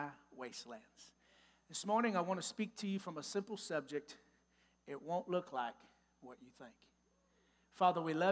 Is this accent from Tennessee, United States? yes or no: no; Texas, United States; moved away as an adult; now in Newtown, Ohio, United States; I'm from Texas. If you can't tell from my accent yet, I'm a Texas boy